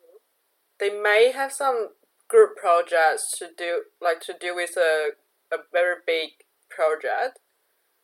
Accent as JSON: {"language": "English", "country": "China", "moved": "as an adult", "said": "a Chinese citizen here"}